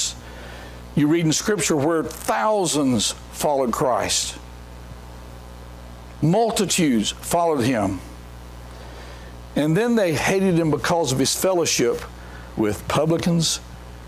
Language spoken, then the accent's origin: English; Mount Pleasant, North Carolina, United States; I'm from Mount Pleasant, North Carolina